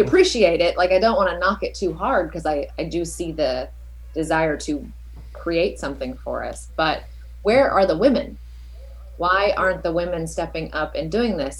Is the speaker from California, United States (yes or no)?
yes; Southern California, United States; also born or lived in East Coast; born and raised in Southern California